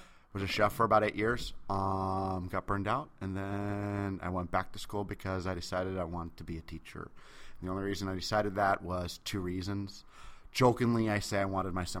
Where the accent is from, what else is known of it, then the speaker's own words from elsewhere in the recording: Seattle, Washington, United States; I'm from Seattle